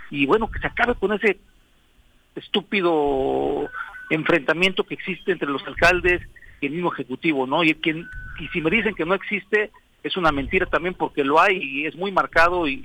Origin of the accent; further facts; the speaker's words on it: Morelos, Mexico; Somos mexicanos, somos morelenses, somos humanos, pues, los que habitamos en esta tierra y en este pedazo de México